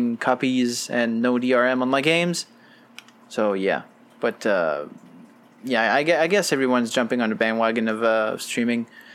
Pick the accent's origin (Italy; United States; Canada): Canada; Quebec; I'm from Quebec